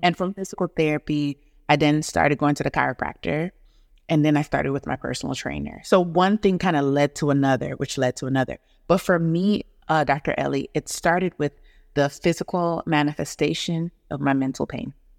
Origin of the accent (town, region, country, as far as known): Atlanta, Georgia, United States; born or raised there; also born or lived in Negril, Jamaica / Huntsville, Alabama / Nashville, Tennessee / New York